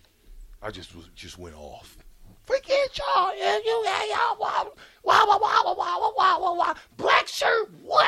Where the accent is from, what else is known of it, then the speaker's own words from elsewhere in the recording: Omaha, Nebraska, United States; I came from Omaha South High School Projects